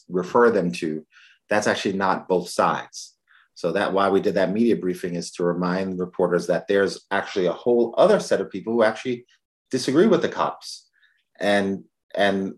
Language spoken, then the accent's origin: English; New York City, New York, United States; moved away; I'm originally from the Bronx